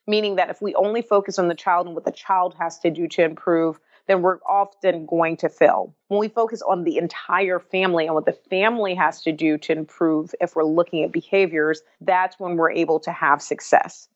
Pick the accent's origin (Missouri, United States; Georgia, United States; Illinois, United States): Georgia, United States; Atlanta; since I was a young child growing up in Atlanta, Georgia